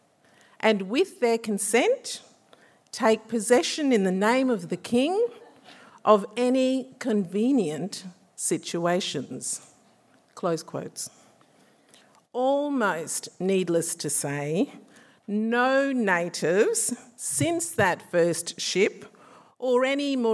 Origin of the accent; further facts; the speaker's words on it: Australia; my father and my mother met and fell in love in the 1960s in what soon after became my hometown of Gander